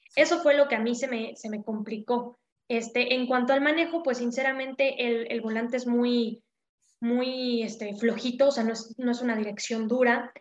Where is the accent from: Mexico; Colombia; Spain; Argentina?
Mexico; Puebla; yo soy de aquí de Puebla